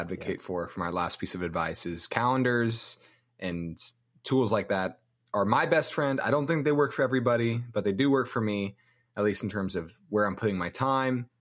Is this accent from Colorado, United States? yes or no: yes; Denver, Colorado, United States; I'm from Denver. I'm from Colorado.